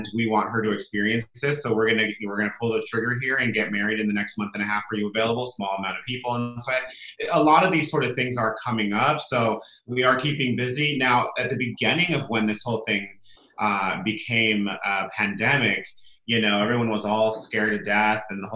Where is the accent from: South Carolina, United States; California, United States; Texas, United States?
California, United States; Solvang; now in Santa Barbara, United States; I grew up in a small little town called Solvang, California, Central California